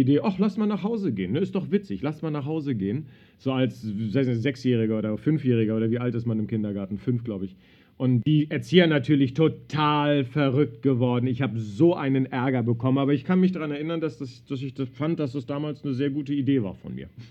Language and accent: German; Berlin, Germany; Ich bin in Berlin groß geworden, im Westzentrum.